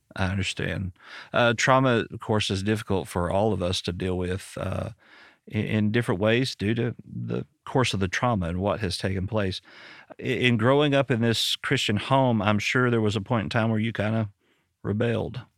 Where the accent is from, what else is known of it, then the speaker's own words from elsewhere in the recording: Arkansas, United States; I'm from Arkansas